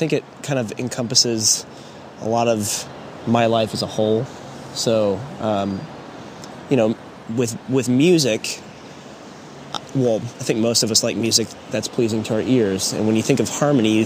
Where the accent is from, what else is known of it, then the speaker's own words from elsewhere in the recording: Alpharetta, Georgia, United States; I grew up in Alpharetta